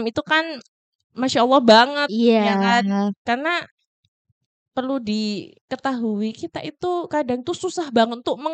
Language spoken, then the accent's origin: Indonesian; Sumberjo, Indonesia; saya juga berasal dari Sumberjo.